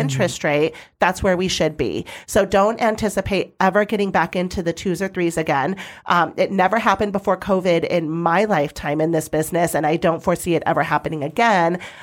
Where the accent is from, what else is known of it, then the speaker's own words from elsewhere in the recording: Arizona valley, United States; it's in my hometown